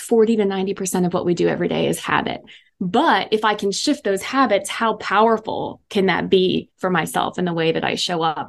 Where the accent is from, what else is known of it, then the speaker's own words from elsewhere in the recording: East Coast, United States; moved away as an adult; also born or lived in Dallas, Texas; I was from the East Coast